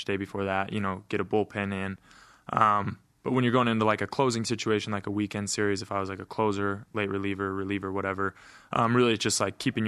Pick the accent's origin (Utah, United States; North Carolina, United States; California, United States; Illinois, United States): Utah, United States; Price; a pitcher from my hometown.